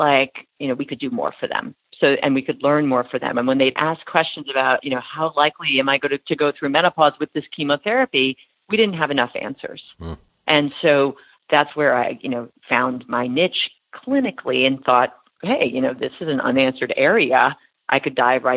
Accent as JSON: {"language": "English", "area": "Long Island", "region": "New York", "country": "United States", "tie": "born or raised there", "moved": "as an adult", "lives_now": "Boston, United States", "said": "I grew up on Long Island"}